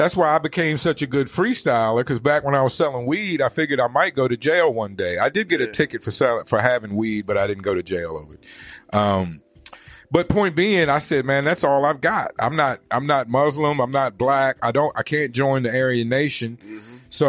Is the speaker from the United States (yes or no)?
yes; East Coast, United States; I was gonna say I grew up on the East Coast.